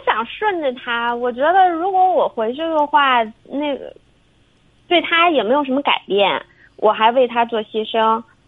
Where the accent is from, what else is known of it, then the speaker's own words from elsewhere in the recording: southern China, China; moved away as an adult; now in Shandong, China; 我是南方人，我自己毕业以后独自就过来了